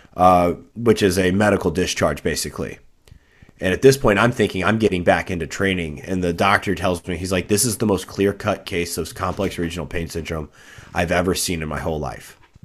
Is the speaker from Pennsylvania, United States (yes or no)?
no; just south of Saint Louis, Missouri, United States; I grew up just south of Saint Louis, uh, Missouri, um, about a twenty-five minute drive away from the city.